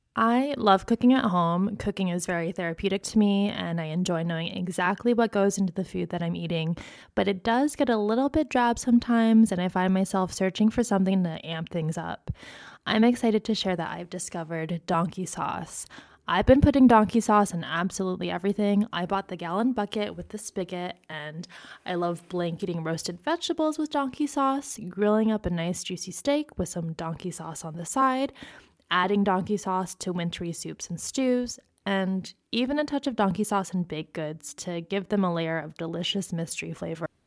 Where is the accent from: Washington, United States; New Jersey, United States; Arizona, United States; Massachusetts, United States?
Arizona, United States; Phoenix; both of us were born and raised in Phoenix, Arizona. I have stayed in Phoenix in and around Phoenix my entire life thus far.